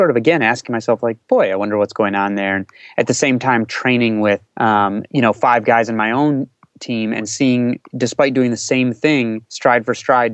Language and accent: English; outside of Chicago, Illinois, United States; I grew up outside of Chicago